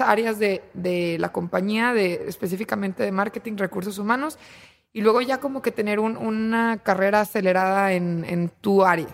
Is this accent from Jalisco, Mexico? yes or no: no; Torreón, Coahuila, Mexico; moved away as an adult; now in Monterrey, Mexico; Yo tengo 29 años y soy de Torreón. Eh, llegué aquí a Monterrey justo después de graduarme